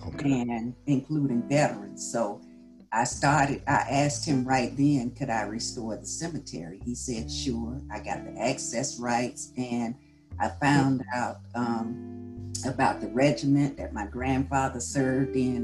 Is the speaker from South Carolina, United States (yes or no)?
yes; Columbia, South Carolina, United States; Columbia, South Carolina, and I must say, growing up in the segregated South